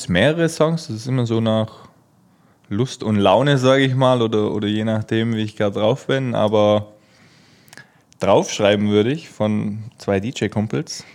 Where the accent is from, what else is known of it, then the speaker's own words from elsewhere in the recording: Germany; als Deutscher